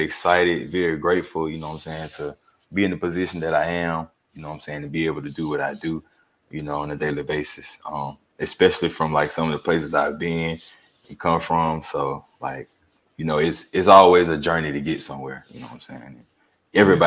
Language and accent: English; Alabama, United States; growing up in Alabama